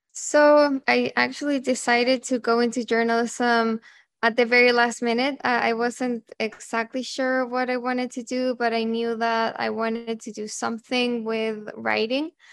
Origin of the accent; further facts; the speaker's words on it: Santiago, Santiago Metropolitan Region, Chile; moved away as an adult; I'm originally from Santiago, Chile, and that's where I went to university.